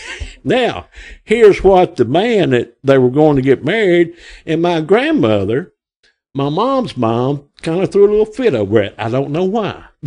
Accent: Grapevine, Arkansas, United States; I'm from Grapevine. I was born here August, uh, May the 24th of 1960, right up the road here

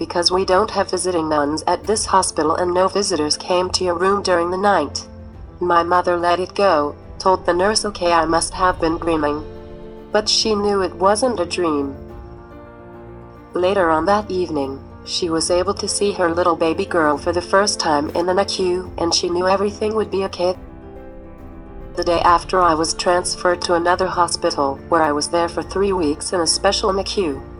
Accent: South Hackensack, New Jersey, United States; also born or lived in Elizabeth, New Jersey; I'm from South Hackensack, New Jersey.

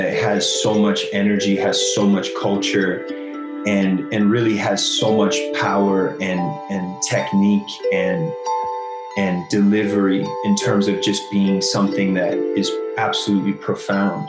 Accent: United States; I'm from the United States

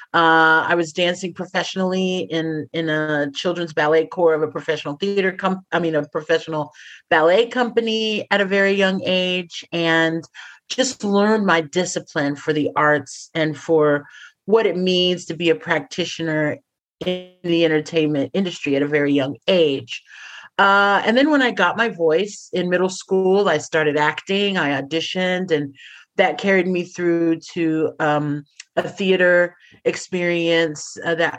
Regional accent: Texas, United States; moved away as an adult; also born or lived in Sudan / Amsterdam / Shanghai; I'm originally from Texas, and I started my theatrical career, my career in entertainment, my relationship to entertainment back in Texas

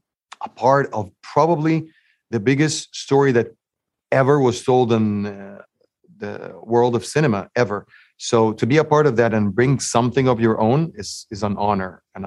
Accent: Egypt; I grew up in Egypt

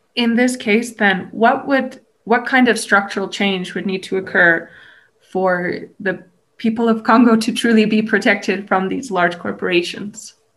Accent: Canada; I am Canadian myself

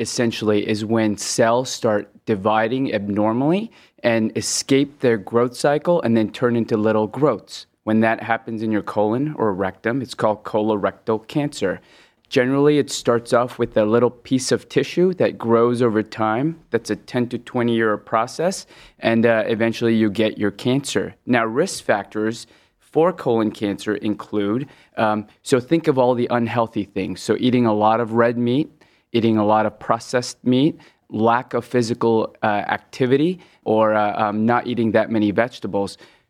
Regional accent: West Coast, United States; also born or lived in Hong Kong; So I was born in Hong Kong, and I moved to the West Coast when I was 10, then started my medical training in the Midwest at The Ohio State

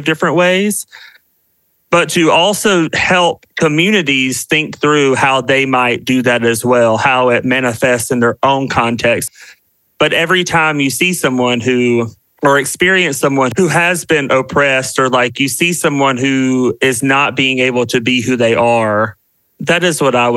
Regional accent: South Carolina, United States; now in Washington, DC, United States; I am a Southerner. I'm from the South. I'm from South Carolina, and currently live in DC with my husband

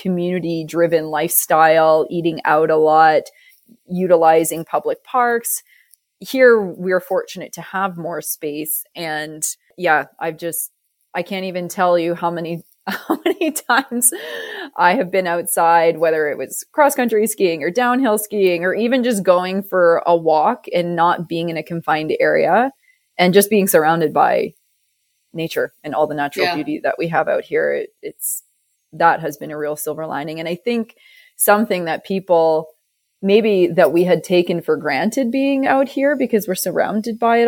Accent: Ontario, Canada; now in Calgary, Canada; You're not from the West. As neither am I. We're both Ontario girls.

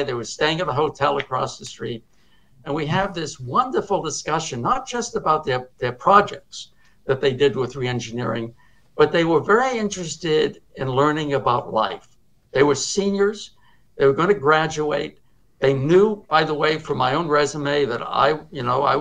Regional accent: Cambridge, Massachusetts, United States; I was growing up in Cambridge where there were other schools

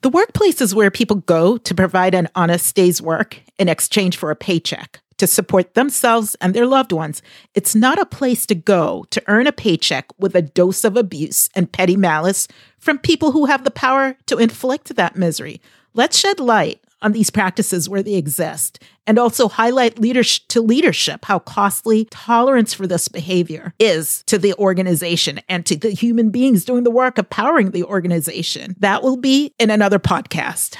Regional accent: Boston, Massachusetts, United States; I am from the Boston area

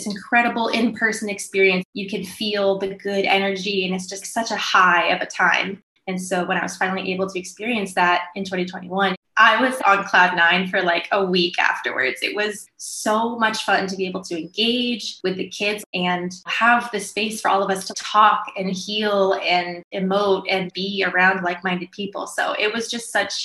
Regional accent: Florida, United States; also born or lived in New York; I grew up in Florida, but I moved to New York after college, lived there for 5 years

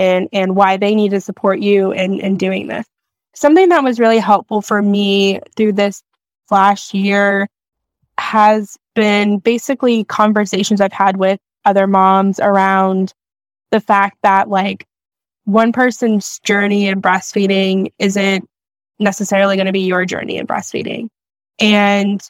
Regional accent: Maryland, United States; I'm from Maryland

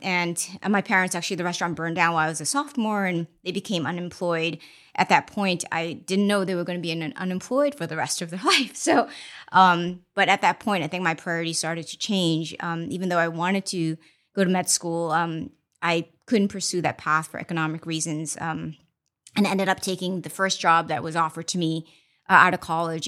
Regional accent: Boston, Massachusetts, United States; born or raised there; also born or lived in China / Mozambique; now in Los Angeles, United States

